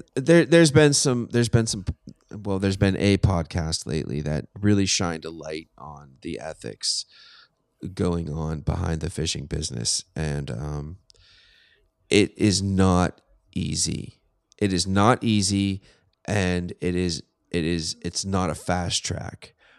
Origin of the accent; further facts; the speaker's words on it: Pittsburgh, Pennsylvania, United States; I'm from Pittsburgh